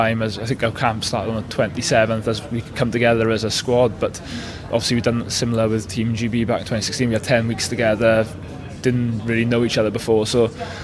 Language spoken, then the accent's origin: English; Wales, United Kingdom; being passionate Welsh people as we are